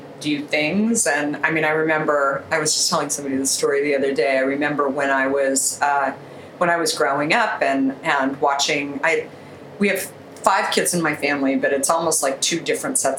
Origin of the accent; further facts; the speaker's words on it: Arizona, United States; moved away as an adult; also born or lived in Minneapolis, Minnesota / New York; I grew up in the US in Arizona, and I lived there most of my life. I actually moved from Minneapolis, Minnesota when I was a really little girl.